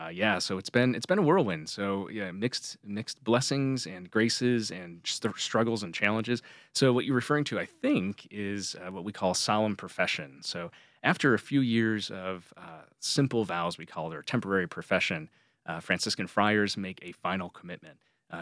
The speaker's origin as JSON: {"language": "English", "region": "New York", "country": "United States", "tie": "born or raised there", "also_born_or_lived": "Pensacola, Florida / North Carolina / South Carolina / Connecticut", "said": "I was born in Pensacola, Florida. My father was a Marine Corps officer, so I lived in North Carolina, South Carolina, Connecticut, and then eventually my parents, after my father left active service, returned to where they were both from in upstate New York."}